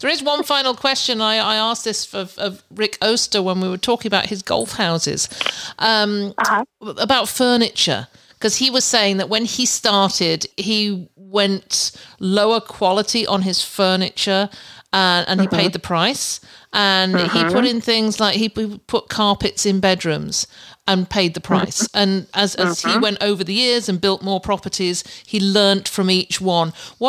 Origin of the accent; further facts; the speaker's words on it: England, United Kingdom; moved away as an adult; now in Canada; when I came out from England to Canada back nearly 20 years ago to start doing this, I just bought everything cheap.